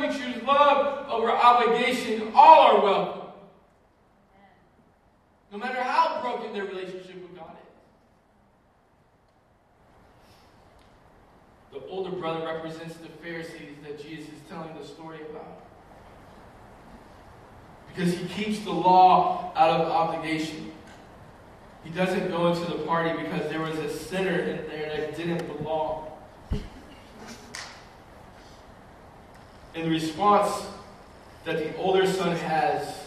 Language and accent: English; United States; American Christians